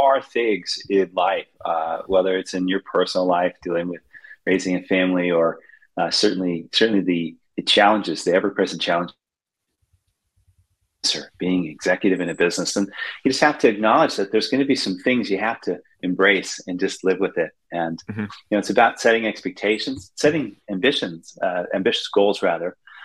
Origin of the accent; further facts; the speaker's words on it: Goderich, Ontario, Canada; I grew up in Canada in a very small town on the, you know, I have to say, the banks of the mighty Maitland River in a town called Goderich, Ontario.